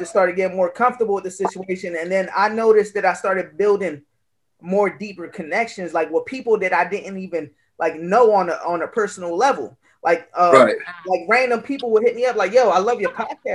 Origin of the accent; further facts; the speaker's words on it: Camden, New Jersey, United States; moved away; I'm originally from Camden, New Jersey. Shout out my hometown.